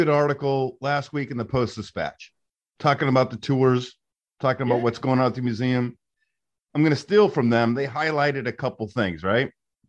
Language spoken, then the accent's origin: English; St. Louis, Missouri, United States; I grew up on Vestoda.